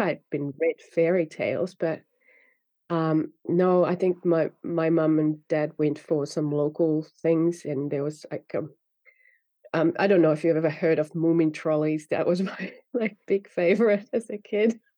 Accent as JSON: {"language": "English", "country": "Finland", "tie": "born or raised there", "first_language": "Finnish", "second_language": "English", "said": "I grew up in Finland speaking Finnish and reading in Finnish"}